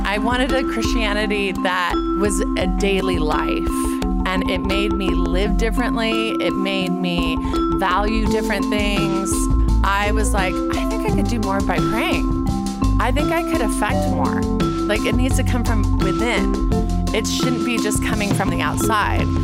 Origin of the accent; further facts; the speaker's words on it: Orange, California, United States; I grew up public school in Orange, California